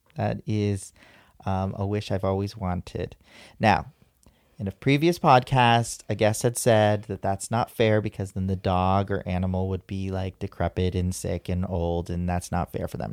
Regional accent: San Diego, California, United States; I was born and raised here in San Diego

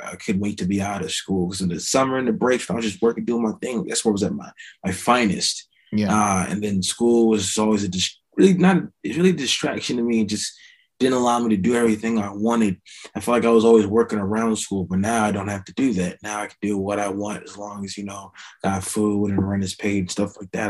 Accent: Voorhees, New Jersey, United States; also born or lived in Maryland / Lawnside, New Jersey; I'm from small town New Jersey called Voorhees, uh, in another small town called Lawnside. I was born in Maryland

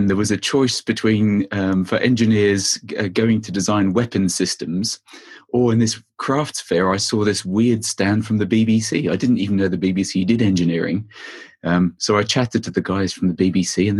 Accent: Australia; moved away; also born or lived in France; I grew up in Australia

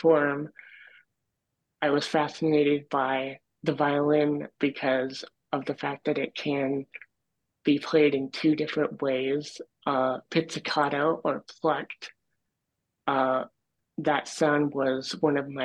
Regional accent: Dexter, Michigan, United States; also born or lived in Ann Arbor, Michigan; I'm from Dexter, Michigan.

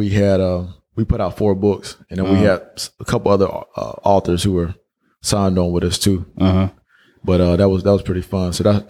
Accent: Georgia, United States; when I tell people out here I'm from Georgia, they automatically think I'm, you know, it's Atlanta

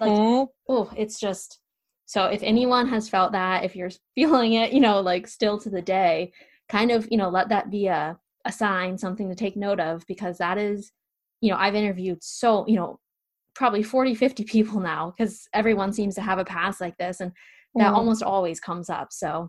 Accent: Pennsylvania, United States; I'm born and bred in Pennsylvania. Like I ski when it's -5 degrees. Like I'm bred for this cold weather.

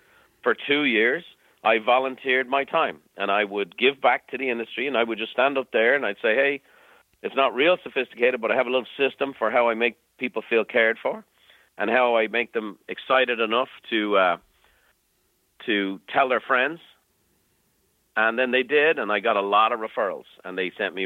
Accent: Ireland; moved away as an adult; now in United States; growing up in Ireland

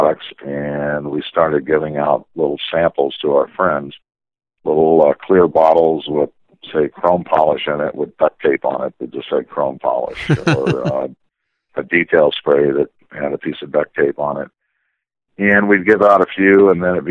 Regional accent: Southern California, United States; I grew up in Southern California in the car culture

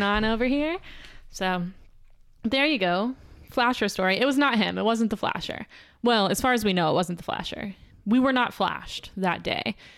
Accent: Pasadena, Texas, United States; I'm from Pasadena, Texas. Not California

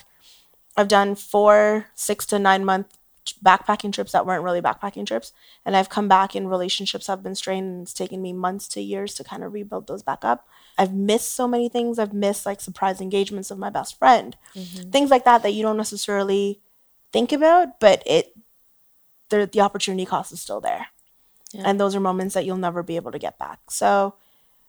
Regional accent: Canada; as a Canadian

